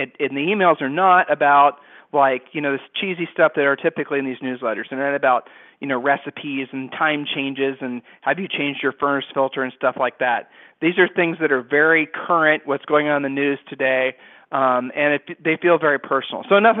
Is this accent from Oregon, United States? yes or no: no; Ohio, United States; We're from Ohio